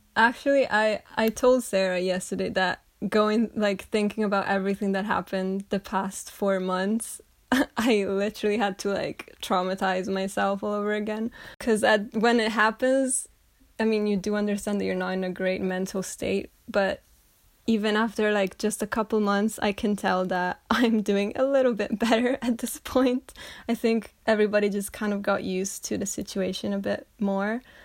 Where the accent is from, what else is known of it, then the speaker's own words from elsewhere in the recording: Sirmione, Lombardy, Italy; moved away as an adult; now in Scotland; I'm from Italy, but I study right now in Scotland